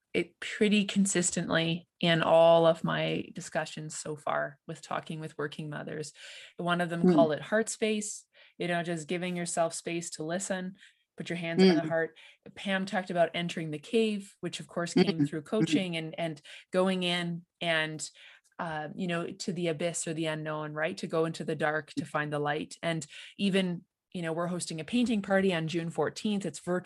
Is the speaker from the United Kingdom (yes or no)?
no; Ontario, Canada; I'm a believer, because I'm an implant from Ontario.